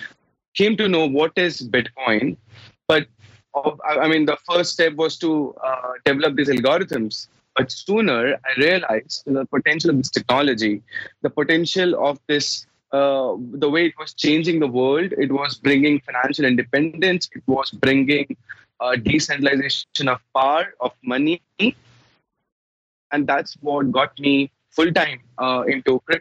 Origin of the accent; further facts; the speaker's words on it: India; I'm from India